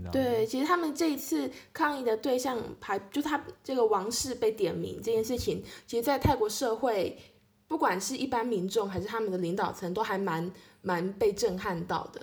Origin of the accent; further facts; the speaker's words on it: Taiwan; 我们台湾那边